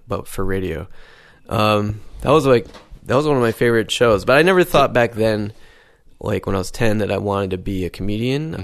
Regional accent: Syracuse, New York, United States; moved away as an adult; also born or lived in Berlin, Germany; I'm from a city called Syracuse in New York State

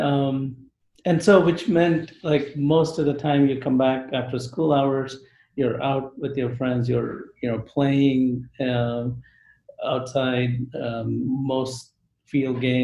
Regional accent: Bangalore, Karnataka, India; moved away as an adult; also born or lived in Tamil Nadu; now in Texas, United States; I grew up, so I was born in one state. It's called Tamil Nadu. But I did grow up in a state called Karnataka. But the more important was the city that people are more familiar with, which is Bangalore.

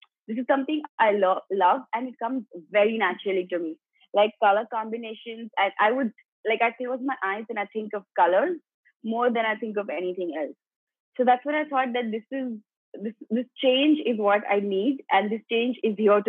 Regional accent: Gujarat, India; also born or lived in Mumbai; I was brought up in Gujarat.

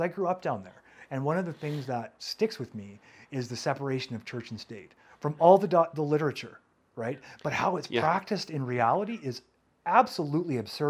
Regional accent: United States; now in Canada; Which is baffling to me as an American

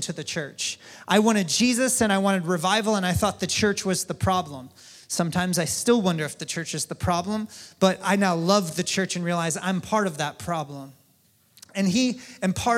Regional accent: North Carolina, United States; now in Kansas City, United States; my home state, North Carolina

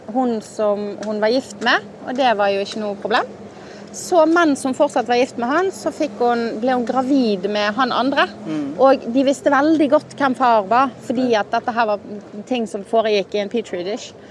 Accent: Norway; Altså, jeg er veldig inkluderende, altså, det vet jeg, for jeg er jo norsk

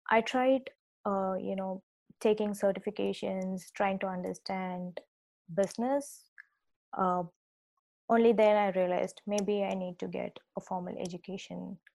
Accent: Chennai, Tamil Nadu, India; So I uh, grew up in uh, India and I come from the southern part of India um, I uh, uh, grew up in a place called Chennai, but then my dad was working at the bank.

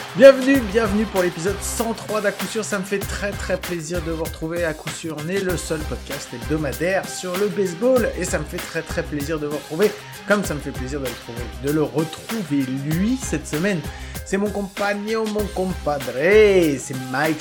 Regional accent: France; accent: French; notre accent français

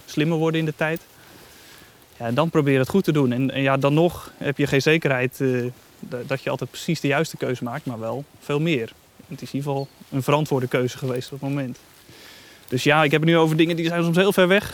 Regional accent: Netherlands; wij als Nederlanders

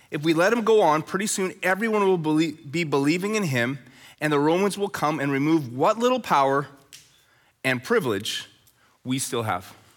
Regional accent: Red Deer, Alberta, Canada; now in Chilliwack, Canada; Growing up in Red Deer, Alberta, as a teenager

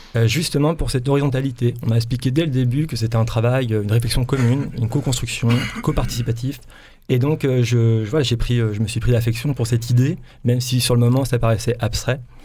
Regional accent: Brittany, France; moved away as an adult; now in Provence-Alpes-Côte d'Azur, France; je suis breton d'origine. Comme tout breton, on migre beaucoup. Donc, euh, je me retrouve en région PACA depuis trois ans

